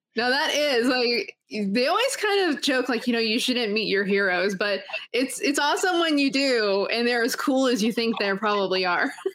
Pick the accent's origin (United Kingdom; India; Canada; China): Canada; I was born in Canada